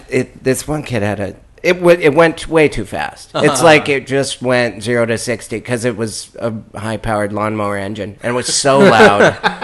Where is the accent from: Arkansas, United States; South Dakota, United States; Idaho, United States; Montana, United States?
Montana, United States; born or raised there